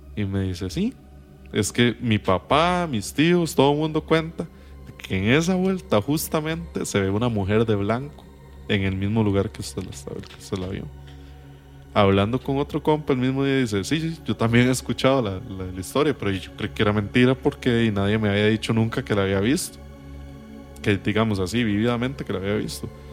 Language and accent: Spanish; Acosta, San José, Costa Rica; yo soy de Acosta